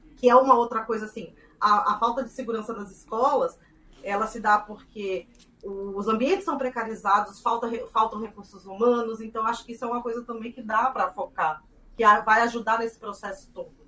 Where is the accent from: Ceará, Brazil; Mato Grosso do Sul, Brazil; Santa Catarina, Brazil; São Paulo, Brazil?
Mato Grosso do Sul, Brazil; eu sou do Mato Grosso do Sul também